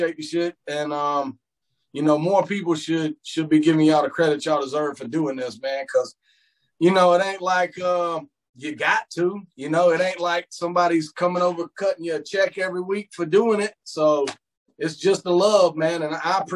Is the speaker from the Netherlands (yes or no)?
no; Blackshear, Georgia, United States; also born or lived in Camden County, Georgia; I've been down here about 15 years, but born and raised in Blackshear